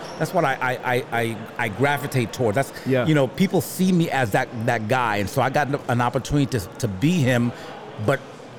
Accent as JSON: {"language": "English", "region": "New York", "country": "United States", "tie": "born or raised there", "also_born_or_lived": "Haiti / Miami", "said": "Born in Haiti. Went from Haiti to New York. From New York, gosh"}